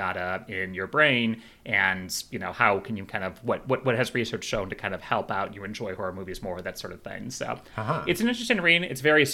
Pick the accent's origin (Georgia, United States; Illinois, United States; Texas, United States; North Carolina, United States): Illinois, United States; Chicago; moved away; When I went back to Chicago, my hometown